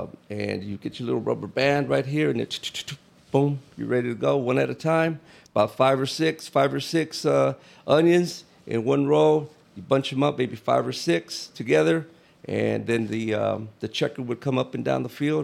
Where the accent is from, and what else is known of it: Avondale, Arizona, United States; born or raised there; also born or lived in Overton, Nevada